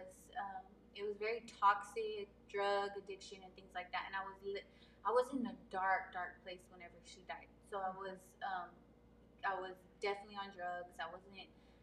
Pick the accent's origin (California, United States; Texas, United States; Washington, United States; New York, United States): Texas, United States; Abilene; moved away as an adult; now in San Antonio, United States; I'm from Abilene, Texas, born and raised. It's West Texas area, very small. So I've lived there my whole life.